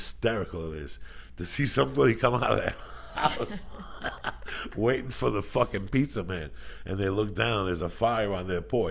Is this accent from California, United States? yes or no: no; New Jersey, United States; moved away; also born or lived in Boulder, Colorado; growing up with us in Jersey